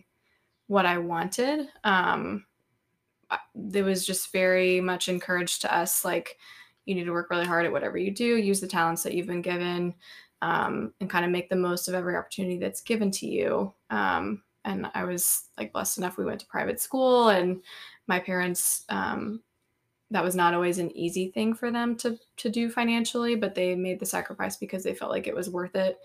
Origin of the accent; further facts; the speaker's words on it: Franklin, Tennessee, United States; I am from Franklin, Tennessee, born and raised, grew up kind of in the same house from the time I was born to the time